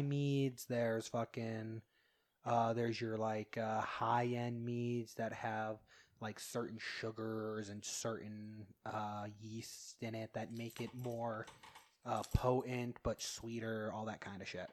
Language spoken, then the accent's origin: English; Utah, United States; I grew up here in Utah, but my grandparents lived in Ammon